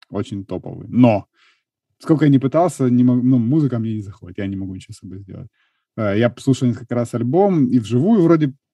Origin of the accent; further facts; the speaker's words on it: Kharkiv, Kharkiv Oblast, Ukraine; Я, я из Харькова.